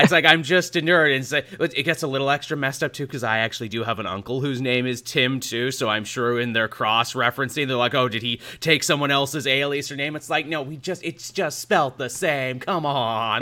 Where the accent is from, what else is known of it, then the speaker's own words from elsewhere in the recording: Canada; us Canadians